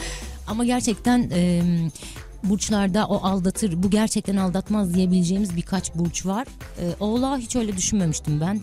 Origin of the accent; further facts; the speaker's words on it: Istanbul, Turkey; Anadolu yakasında doğdum, büyüdüm.